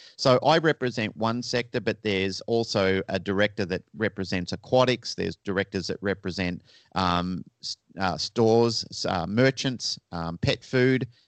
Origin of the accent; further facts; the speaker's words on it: Melbourne, Victoria, Australia; moved away as an adult; now in Sydney, Australia; And I was originally from Melbourne, Australia, which is down the southern end of Australia